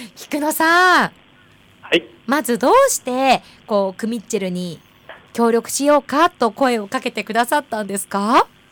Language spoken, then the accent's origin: Japanese; Asahikawa, Hokkaido, Japan; 旭川市出身、旭川観光大使